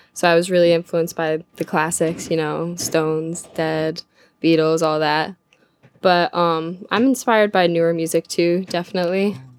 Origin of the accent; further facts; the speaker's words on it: Glens Falls, New York, United States; it's my hometown in Glens Falls